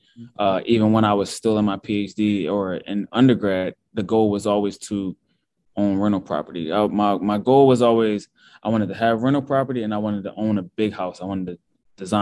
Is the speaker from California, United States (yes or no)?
no; Philadelphia, Pennsylvania, United States; also born or lived in Pittsburgh; I'm from Philadelphia, born and raised. I went to high school there.